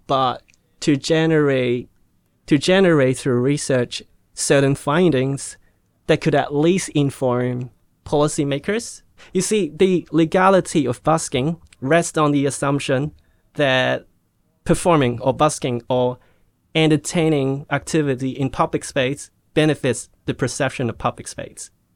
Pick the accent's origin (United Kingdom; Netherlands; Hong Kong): Hong Kong; moved away; also born or lived in Australia; I was born in Hong Kong and, um, I went to Australia for study till I was seventeen